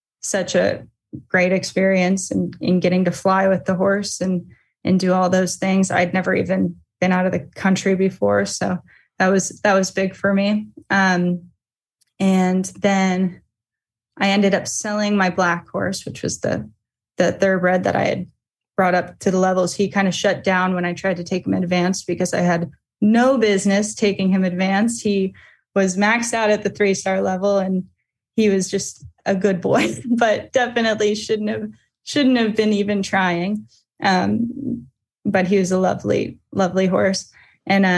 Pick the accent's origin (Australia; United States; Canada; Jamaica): United States; Fair Hill, Maryland; also born or lived in Rising Sun, Maryland; I grew up in Fairhill